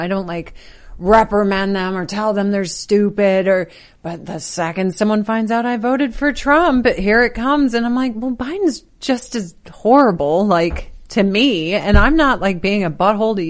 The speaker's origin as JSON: {"language": "English", "town": "Chicago", "region": "Illinois", "country": "United States", "said": "We're both from Chicagoland"}